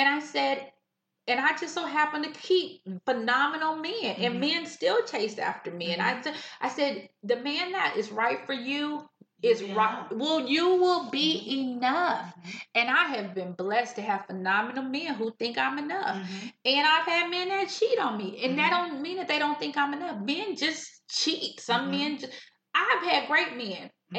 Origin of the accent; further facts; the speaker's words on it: California, United States; I came from California. I was so small.